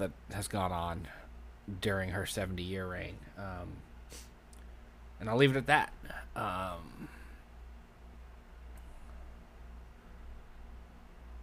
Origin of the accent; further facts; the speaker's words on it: United States; As an American